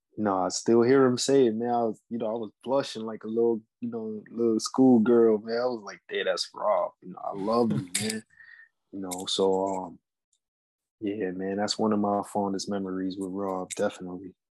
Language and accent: English; New York City, New York, United States; I'm from New York